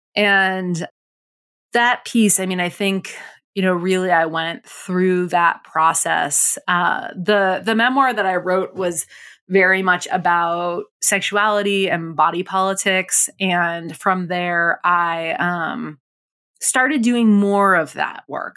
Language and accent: English; Provincetown, Massachusetts, United States; I grew up in Provincetown in, on Cape Cod